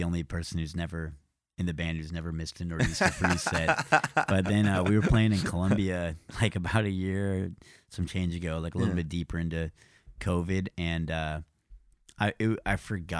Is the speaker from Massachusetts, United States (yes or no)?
no; Nashville, Tennessee, United States; Born and raised in Nashville.